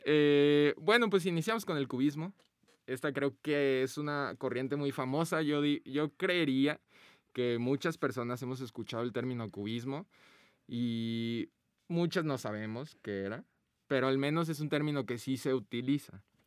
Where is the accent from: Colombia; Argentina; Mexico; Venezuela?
Mexico; Guadalajara, Jalisco; nosotros somos de Guadalajara